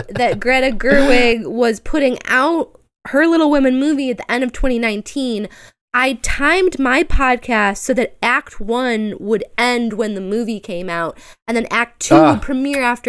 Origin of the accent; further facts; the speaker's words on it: Chicago, Illinois, United States; I'm shamefully from the suburbs, but I'm from Chicago. You know, been around here my whole life, basically.